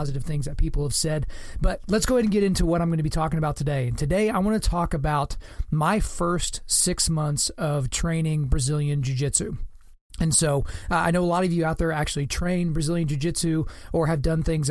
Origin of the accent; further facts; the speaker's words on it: Lawton, Oklahoma, United States; Lawton, Oklahoma, my hometown